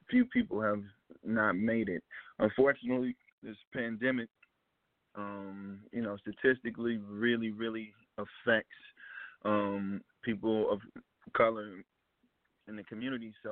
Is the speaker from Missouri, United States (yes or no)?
yes; Ferguson, Missouri, United States; born or raised there; moved away